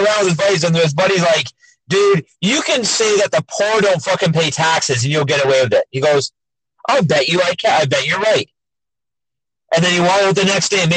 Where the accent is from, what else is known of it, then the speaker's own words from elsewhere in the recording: Milton, Ontario, Canada; moved away; my hometown of Milton, our hospital, when I moved away